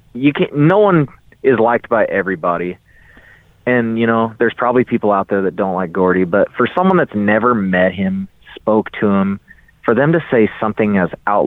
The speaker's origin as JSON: {"language": "English", "town": "Molalla", "region": "Oregon", "country": "United States", "tie": "born or raised there", "said": "he owned a bakery in my hometown of Malala years and years ago"}